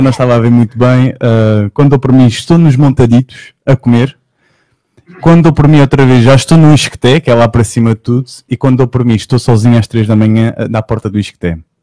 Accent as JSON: {"language": "Portuguese", "region": "Setúbal", "country": "Portugal", "said": "eu não sou de Lisboa, sou de Setúbal"}